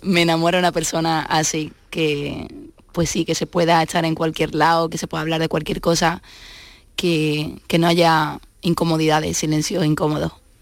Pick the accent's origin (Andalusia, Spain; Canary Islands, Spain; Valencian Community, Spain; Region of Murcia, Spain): Andalusia, Spain; Seville; also born or lived in Madrid / Málaga; yo me crié con mi madre. Entonces, mi padre era guitarrista y, bueno, y es cordobés, y como buen cordobés, pues se quedó allí. Y, yo soy la única de todos mis hermanos que, vive en Sevilla, que se quedó en Sevilla